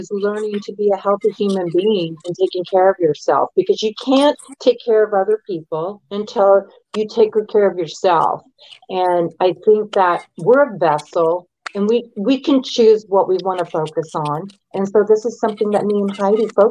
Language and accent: English; the South, United States; moved away; I was raised in the South for a good number of years